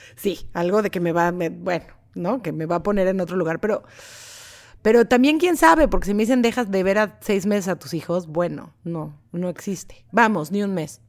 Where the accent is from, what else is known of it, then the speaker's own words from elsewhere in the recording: Mexico; moved away as an adult; now in Los Angeles, United States; crecí con …, soy mexicana